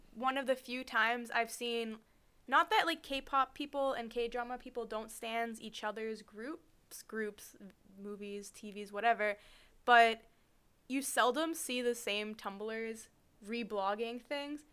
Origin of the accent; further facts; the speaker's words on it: Boston, Massachusetts, United States; we're both from the Boston area